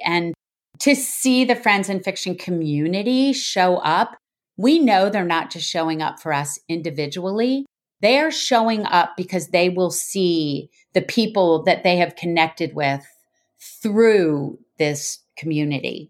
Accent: United States; as an American

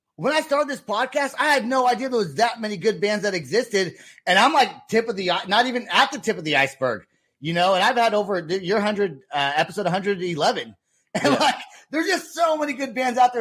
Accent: Vacaville, California, United States; my hometown

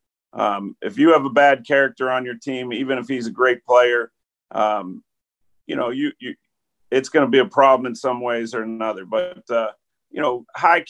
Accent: Pittsburgh, Pennsylvania, United States; moved away as an adult; growing up in Pittsburgh

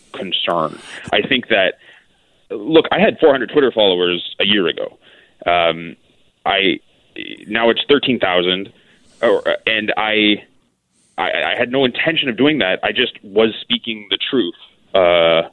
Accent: Kitchener, Ontario, Canada; I'm seeking a nomination in my hometown in Kitchener

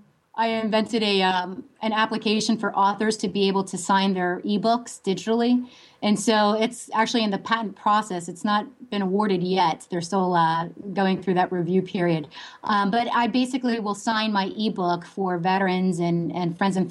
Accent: Williamsport, Pennsylvania, United States; moved away; my hometown, which is Williamsport, Pennsylvania

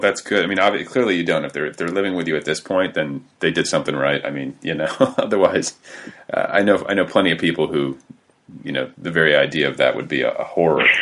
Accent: a suburb north of Indianapolis, United States; moved away; I'm from a suburb north of Indianapolis

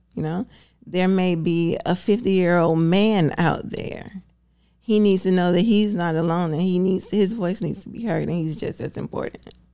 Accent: Alabama, United States; moved away; I grew up in Alabama

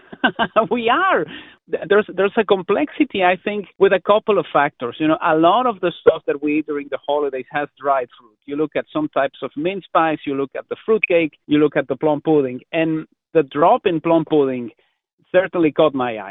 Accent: Mexico; now in Canada; growing up in Mexico

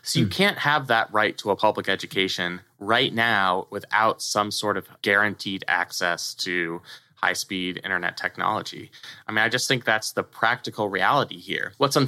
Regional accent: California, United States; now in Maryland, United States; I hate to keep talking about my home state of California

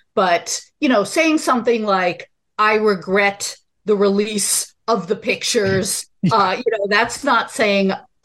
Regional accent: United States; as an American

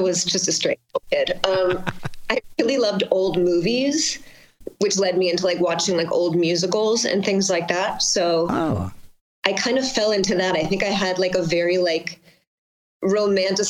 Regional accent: Long Island, New York, United States; moved away; I grew up on Long Island, like 20 minutes outside of the city

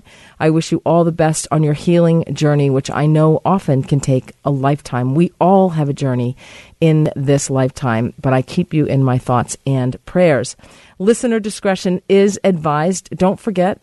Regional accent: Boston, Massachusetts, United States; moved away; my hometown

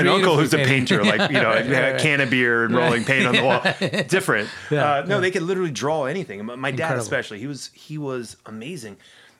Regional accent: Ohio, United States; in Ohio, that is not quite the case.

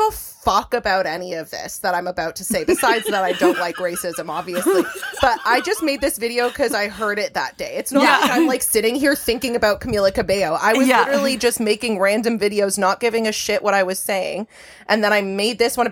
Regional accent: Toronto, Ontario, Canada; I'm born and raised in Toronto

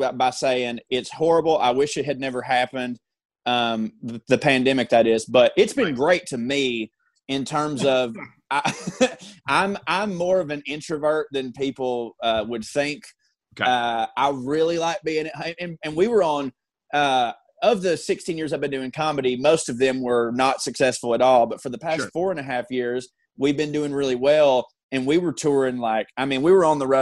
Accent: Georgia, United States; for the past 4 years living in Georgia

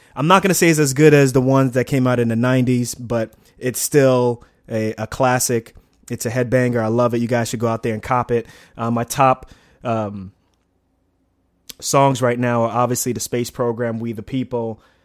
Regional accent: New York City, New York, United States; also born or lived in Newark; I grew up in Queens, um, in a town, a small part of Queens called Lefrac City, right near Shea Stadium.

